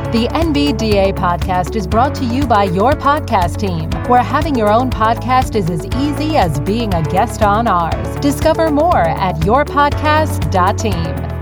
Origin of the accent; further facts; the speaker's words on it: Iowa, United States; I'm from Iowa originally